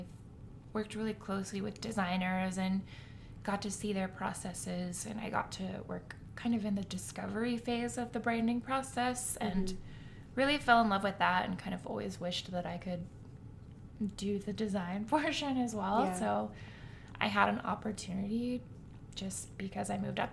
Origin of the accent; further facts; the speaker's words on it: Columbus, Ohio, United States; moved away as an adult; now in Cleveland, United States; I am originally from Columbus